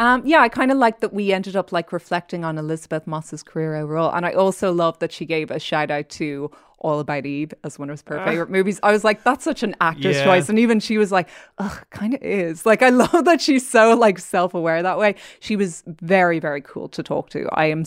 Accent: Ireland; Sorry, I'm from Ireland.

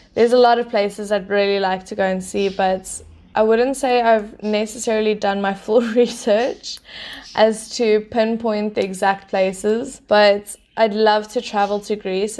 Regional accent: Port Elizabeth, Eastern Cape, South Africa; first language English; also born or lived in Pretoria / Mozambique; I was born in Pretoria, raised in Bluewater Bay, Port Elizabeth in the Eastern Cape

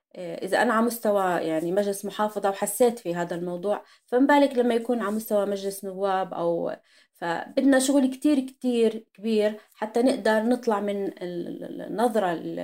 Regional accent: Jordan; عندنا بالاردن

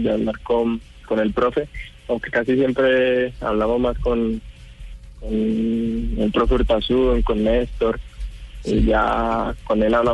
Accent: Colombia; moved away as an adult; now in Italy; En el momento que salí de Colombia, ya hace un año, solamente me fui acá siete meses y bueno, volver a casa siempre siempre te da emoción

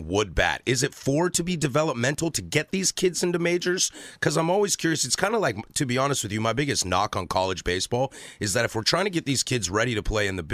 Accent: Vancouver, Washington, United States; As a kid from Southwest Washington, you know, I grew up in Vancouver

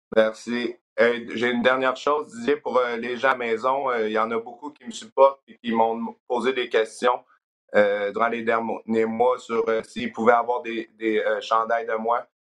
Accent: South Shore of Quebec City, Canada; moved away as an adult; now in Memphis, United States; je viens de Québec, dans le fond, la rive sud de Québec

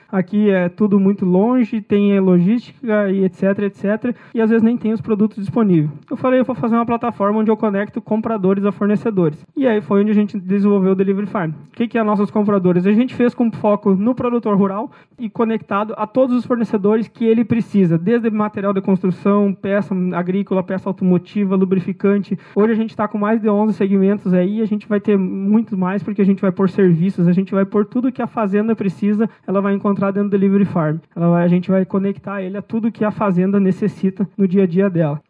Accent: Rio Grande do Sul, Brazil; moved away as an adult; also born or lived in Querência; now in Mato Grosso, Brazil; tenho naturalidade gaúcha e a minha idade é 25 anos. Então, a foto ali já diz tudo, né? Eu venho do Rio Grande do Sul

